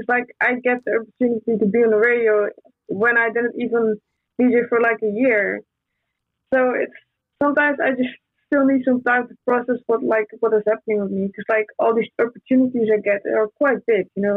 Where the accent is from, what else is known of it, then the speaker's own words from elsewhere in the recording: Brazil; I'm from Brazil.